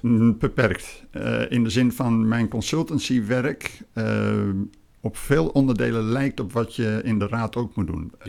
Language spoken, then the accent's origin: Dutch; Emmen, Drenthe, Netherlands; also born or lived in Groningen / Lelystad; now in Fijnaart, Netherlands; geboren in het Hoge Noorden, bij Emmen in Drenthe